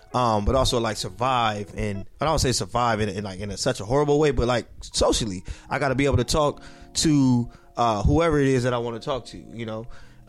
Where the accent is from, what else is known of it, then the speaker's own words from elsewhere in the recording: Inglewood, California, United States; in my experience at Inglewood High School